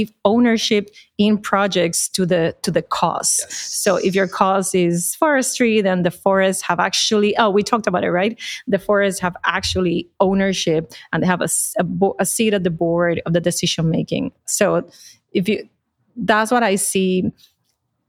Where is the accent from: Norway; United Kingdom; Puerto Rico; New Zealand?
Puerto Rico; accent: Puerto Rican; moved away; I'm from Puerto Rico, the accent tells it, but I've been away from Puerto Rico for a long time by choice.